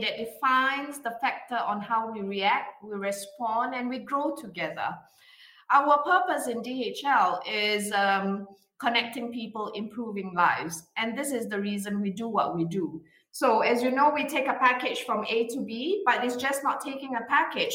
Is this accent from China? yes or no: no; Singapore; now in Bonn, Germany; I am originally from Singapore, but I work in Germany in the beautiful Bonn area near Cologne